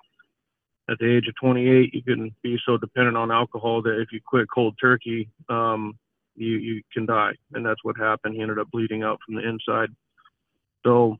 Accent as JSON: {"language": "English", "region": "Alaska", "country": "United States", "tie": "born or raised there", "said": "I grew up in Alaska."}